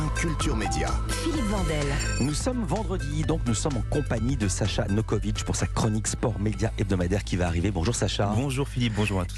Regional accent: France; ici, chez nous, en France

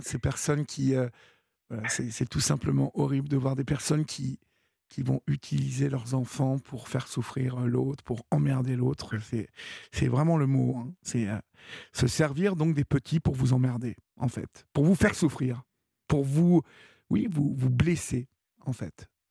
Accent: France; chez nous en France

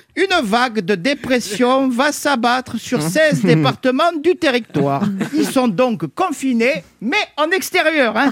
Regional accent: Provence-Alpes-Côte d'Azur, France; moved away; Je suis originaire des Alpes-Maritimes, une région qui peine encore à se remettre de la tempête Alex d'octobre dernier

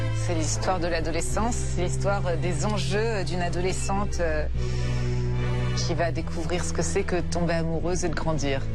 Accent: Paris, Île-de-France, France; Je suis parisienne. Euh, donc du coup, on voit Paris quand même, le Paris dans lequel je vivais

